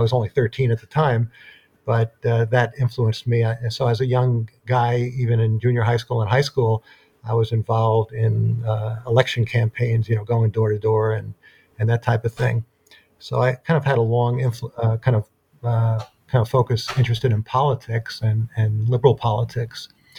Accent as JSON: {"language": "English", "region": "New York", "country": "United States", "moved": "as an adult", "lives_now": "Durham, United States", "said": "I'm actually originally from New York, and I came down to North Carolina to study at North Carolina Central University in Durham, North Carolina, where I now teach."}